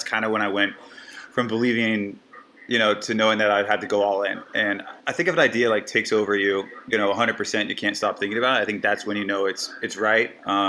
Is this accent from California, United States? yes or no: yes; Southern California, United States; moved away as an adult; also born or lived in San Luis Obispo, California; now in Florida, United States; I grew up in Southern California, went to school in Central California in San Luis Obispo